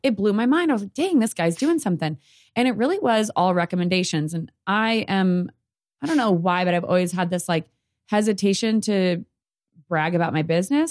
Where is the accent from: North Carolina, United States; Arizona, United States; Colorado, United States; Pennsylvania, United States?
Arizona, United States; Sierra Vista; I'm from Sierra Vista.